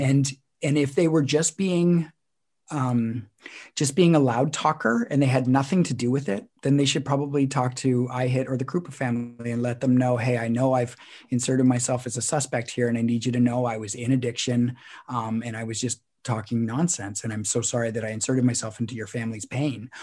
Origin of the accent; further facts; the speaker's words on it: Canada; we're a Canadian podcaster